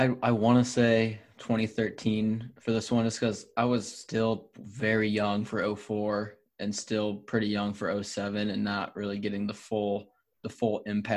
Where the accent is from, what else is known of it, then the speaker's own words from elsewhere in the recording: Michigan, United States; I'm from Michigan